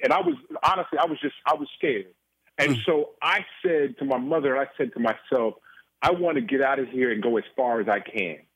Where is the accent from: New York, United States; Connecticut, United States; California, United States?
California, United States; Oakland; moved away as an adult; also born or lived in Boston; being born and raised in Oakland, California